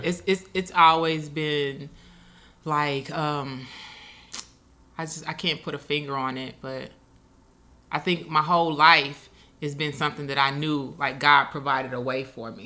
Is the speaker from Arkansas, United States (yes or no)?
yes; Moscow, Arkansas, United States; moved away; also born or lived in Pine Bluff, Arkansas; I was actually born in Pine Bluff, but I was raised in Moscow